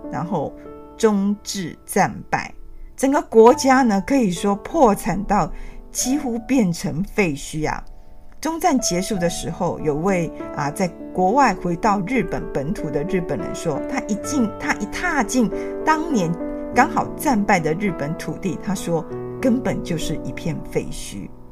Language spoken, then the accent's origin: Chinese; Taiwan; 我的父母是在日治时代出生的，那我们就是算是，啊，战后出生的。虽然在我们这个年纪也经过 啊，台湾戒严时期